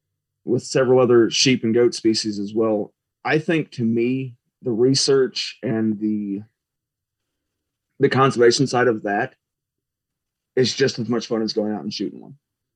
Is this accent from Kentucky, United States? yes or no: no; Missouri, United States; now in Texas, United States; I grew up in Missouri, tons of public land.